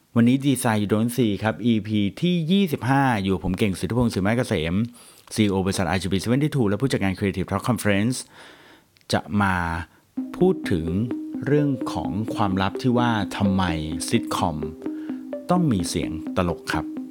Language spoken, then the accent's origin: Thai; Thailand; เราอยู่เมืองไทย